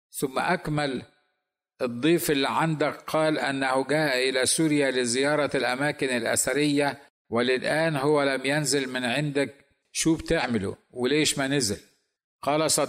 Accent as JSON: {"language": "Arabic", "country": "Egypt", "said": "البلد الذي اثق ان لديهم حريه دينيه اكثر من جميع البلدان العربيه بما فيهم بلدي مصر"}